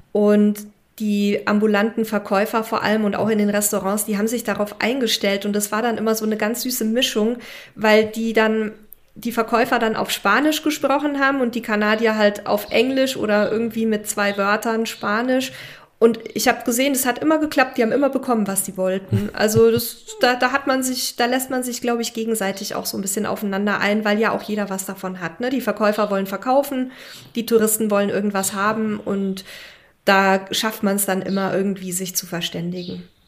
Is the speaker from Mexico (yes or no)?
yes; Mexico; als Mexikaner und, und ich bin ja jetzt auch schon so lange hier